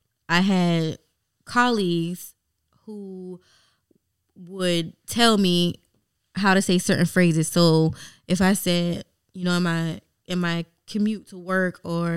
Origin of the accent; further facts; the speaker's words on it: United States; moved away as an adult; also born or lived in China; If I say I'm American